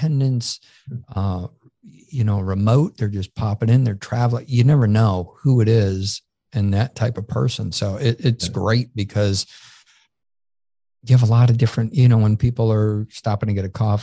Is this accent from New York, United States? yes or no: yes; Syracuse, New York, United States; now in Peachtree City, United States; I grew up in Syracuse, New York.